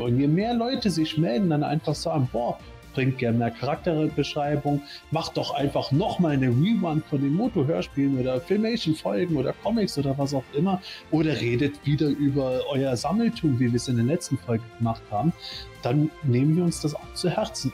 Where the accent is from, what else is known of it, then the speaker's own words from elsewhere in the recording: Eifel, Germany; ich komme aus der Eifel, Vulkan ganz klar